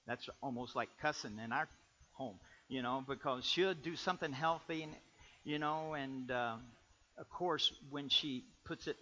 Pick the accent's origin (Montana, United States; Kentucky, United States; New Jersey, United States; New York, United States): Kentucky, United States; I'm from Kentucky